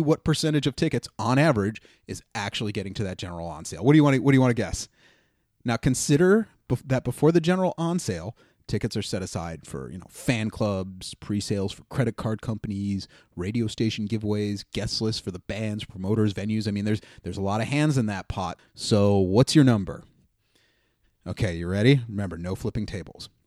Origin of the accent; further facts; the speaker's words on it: Ohio, United States; now in New York City, United States; my home state of Ohio